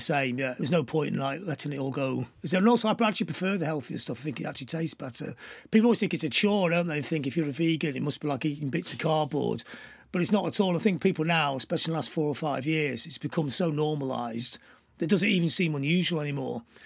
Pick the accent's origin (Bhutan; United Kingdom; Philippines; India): United Kingdom; Blackpool, North West England; now in Manchester, United Kingdom; growing up in Blackpool